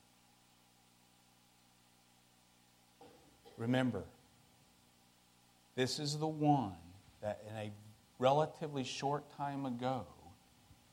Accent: West Texas, United States; I'm from West Texas

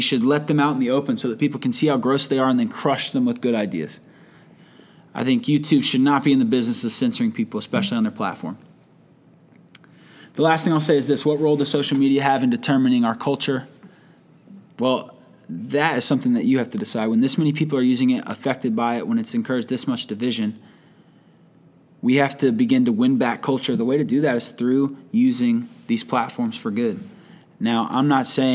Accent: United States; as an American

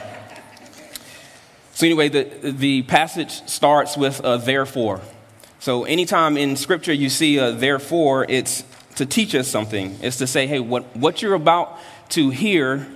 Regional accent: North Carolina, United States; I'm from the South, from North Carolina, and that's how I grew up.

